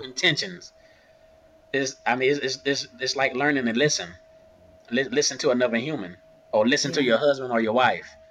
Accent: Augusta, Georgia, United States; I'm from Augusta, Georgia. My family is from Augusta, Georgia

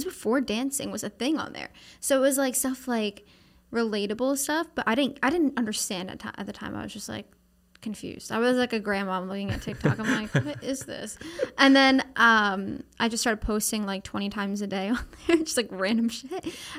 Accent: Pennsylvania, United States; Oh, no. It's like desolate farm area. Like, it's not. Like, I was from like outside of Philadelphia.

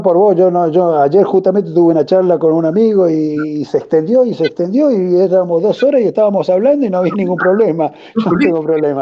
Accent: Argentina; como argentino

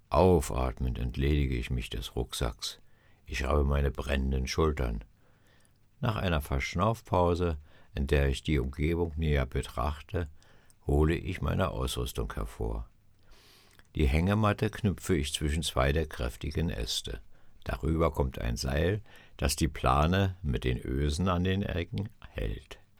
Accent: Berlin, Germany; Ich bin ein Stadtjunge, aufgewachsen in den Hinterhöfen Berlins.

